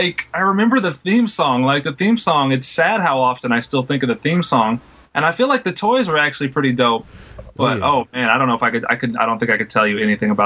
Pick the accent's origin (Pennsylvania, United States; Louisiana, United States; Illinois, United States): Louisiana, United States; I'm born and raised in Louisiana.